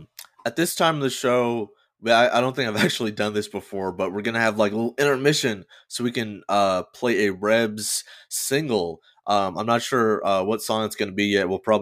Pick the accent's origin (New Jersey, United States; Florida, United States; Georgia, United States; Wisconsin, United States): Georgia, United States; because I definitely did not have queer role models growing up in Georgia.